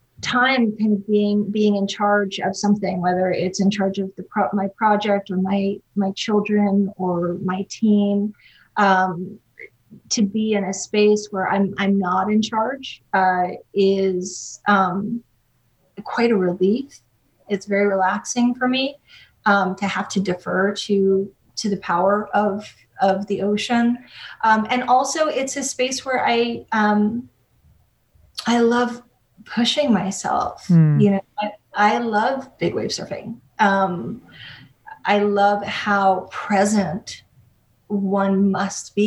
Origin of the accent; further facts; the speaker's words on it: New York City, New York, United States; moved away as an adult; also born or lived in Hilo, Hawaii / California; my New York City, you know, born and bred existence